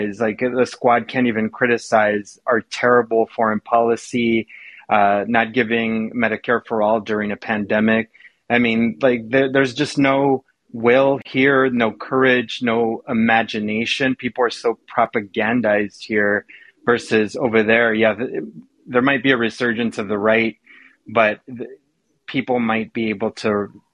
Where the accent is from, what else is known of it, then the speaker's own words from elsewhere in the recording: Mexico; moved away; I'm from Mexico originally